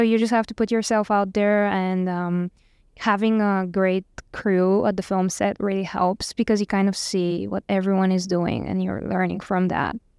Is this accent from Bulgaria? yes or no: yes; Bulgaria; moved away as an adult; I'm from Bulgaria